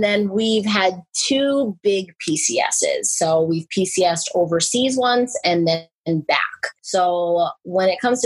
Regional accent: New York, United States; moved away as an adult; also born or lived in Germany / San Antonio, Texas; I'm originally from New York, but I have family everywhere from both coasts

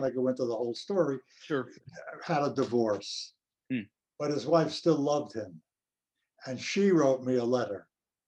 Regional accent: New York City, New York, United States; also born or lived in Manhattan, New York; I grew up in Brooklyn.

